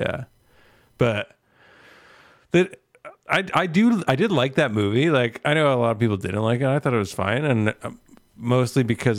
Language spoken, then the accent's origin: English; Canada; Yes, another Canadian legal way to obtain it.